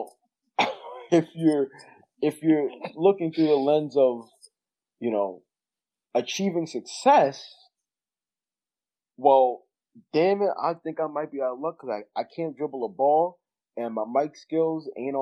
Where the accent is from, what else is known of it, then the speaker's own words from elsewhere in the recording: United States; living in America, you know, I've never lived anywhere else